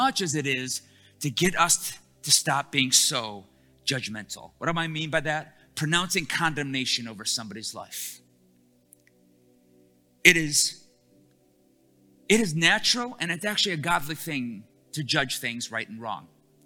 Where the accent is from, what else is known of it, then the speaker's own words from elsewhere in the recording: Detroit, Michigan, United States; I'm from Detroit